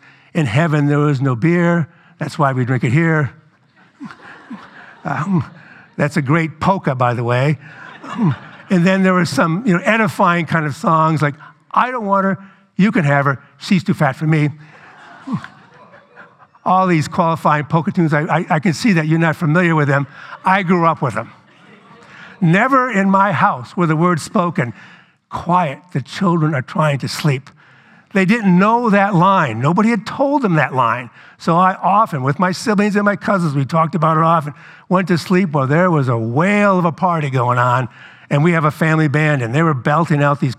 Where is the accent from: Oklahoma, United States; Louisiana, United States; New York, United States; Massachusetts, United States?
Louisiana, United States; New Orleans; I grew up in New Orleans.